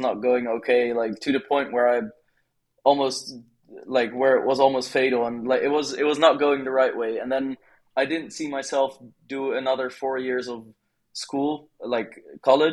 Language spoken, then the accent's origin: English; Netherlands; moved away as an adult; now in Bali, Indonesia; I am from the Netherlands originally, but now I've lived in Bali for like roughly 9 months